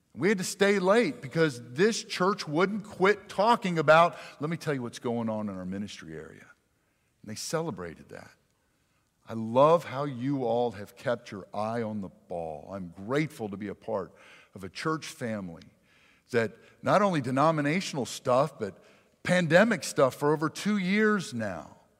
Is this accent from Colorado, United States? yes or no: no; near Philadelphia, hometown South Jackson, Mississippi, United States; I'm from South Jackson. We have our issues, okay? I grew up near Philly